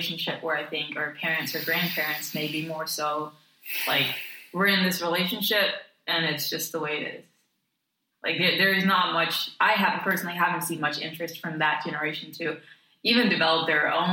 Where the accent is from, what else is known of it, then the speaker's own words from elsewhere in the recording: Denmark; moved away; I was from Denmark